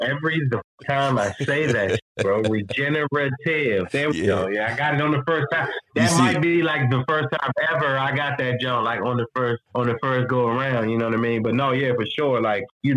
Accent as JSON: {"language": "English", "town": "Washington", "region": "District of Columbia", "country": "United States", "tie": "born or raised there", "also_born_or_lived": "Fredericksburg, Virginia", "said": "growing up in Washington, D.C."}